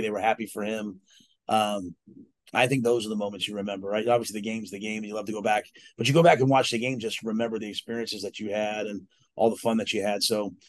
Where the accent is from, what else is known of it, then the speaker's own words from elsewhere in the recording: Texas, United States; I'm like, we're from Texas. Like, we're not supposed to lose the rodeo.